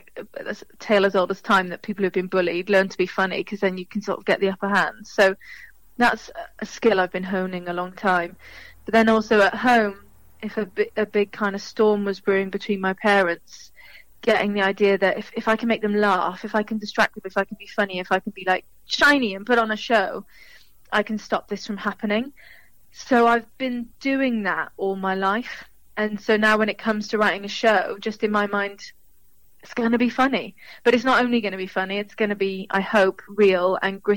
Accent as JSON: {"language": "English", "town": "Cardiff", "region": "Wales", "country": "United Kingdom", "tie": "born or raised there", "moved": "as an adult", "lives_now": "London, United Kingdom", "said": "I'm from Cardiff. It's not a big place."}